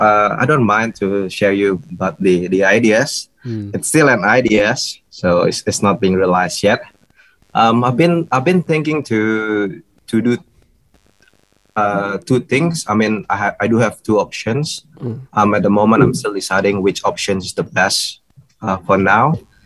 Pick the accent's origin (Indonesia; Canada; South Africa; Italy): Indonesia; also born or lived in Melbourne / Brisbane; now in Bali, Indonesia; I used to live in Brisbane, so since 2016 I moved from Melbourne to Brisbane, and I've stayed in Rock Brisbane family for about 4.5 years before I left Australia, moving back for good to Indonesia, Bali